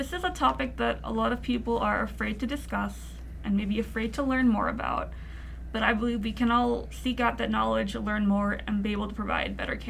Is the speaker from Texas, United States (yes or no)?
no; Virginia, United States; also born or lived in Seattle / Maryland; now in Utah, United States; I was born in Seattle, grew up in Virginia, then moved to Maryland, and now I live here in Utah, so I've lived all over.